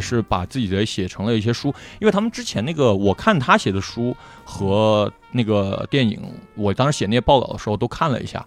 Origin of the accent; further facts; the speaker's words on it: Guangzhou, Guangdong, China; 我们广州人对花都没什么共鸣